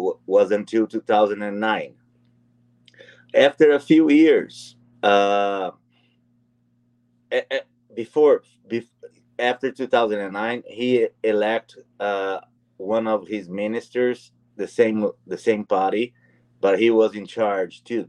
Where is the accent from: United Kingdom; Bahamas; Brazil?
Brazil; moved away as an adult; now in Canada; I left Brazil. I'm a Brazilian Canadian. I'm a Canadian citizen and a Brazilian citizen. I left Brazil in 2002.